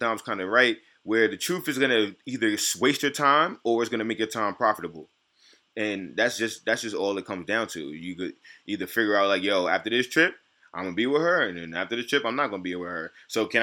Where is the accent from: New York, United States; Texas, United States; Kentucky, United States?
New York, United States; New York City; I'm from New York City